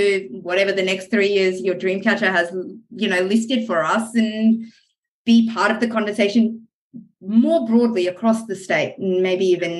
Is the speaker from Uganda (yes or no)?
no; France; also born or lived in Middle East / America / New Zealand; now in Australia; I grew up in the Middle East and in France and spent some time kind of in America and New Zealand